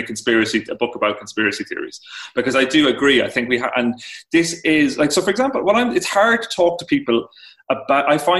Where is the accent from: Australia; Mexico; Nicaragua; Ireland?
Ireland; also born or lived in New York, United States; I'm from Ireland